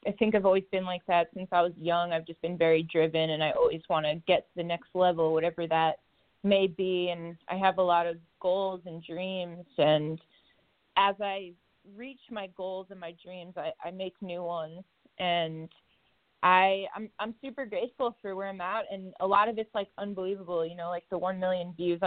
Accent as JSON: {"language": "English", "area": "Long Island", "region": "New York", "country": "United States", "tie": "born or raised there", "said": "Grew up on Long Island in New York, right on the water"}